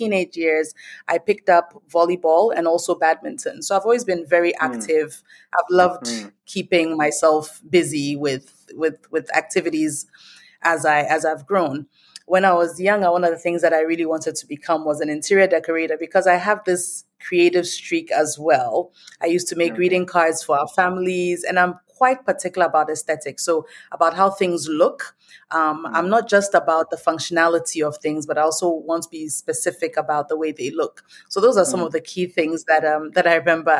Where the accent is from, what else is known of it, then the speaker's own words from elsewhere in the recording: Ghana; moved away as an adult; also born or lived in Nigeria / United States; I was born in Nigeria. I grew up in Ghana, and I spent most of my adult life in the States.